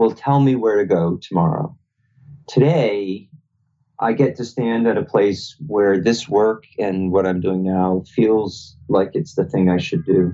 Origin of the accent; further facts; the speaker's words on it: Boston, Massachusetts, United States; I grew up around Boston